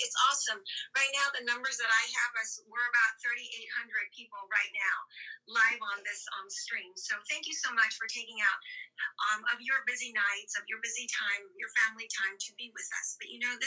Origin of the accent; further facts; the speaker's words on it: Venezuela; moved away; I grew up in Venezuela